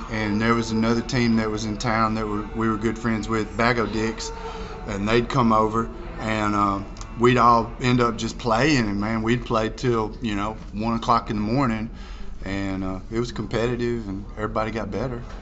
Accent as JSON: {"language": "English", "town": "Dumas", "country": "United States", "said": "Well, so I'm from Dumas, and there was a there's a little festival down there, Ding Dong Days"}